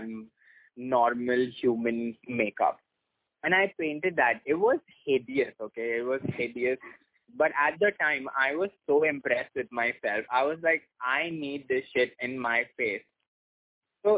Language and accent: English; Mumbai, Maharashtra, India; I was born and brought up in Mumbai